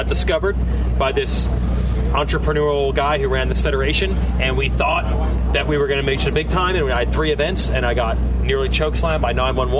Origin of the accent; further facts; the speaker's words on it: New Jersey, United States; I was lucky to be from New Jersey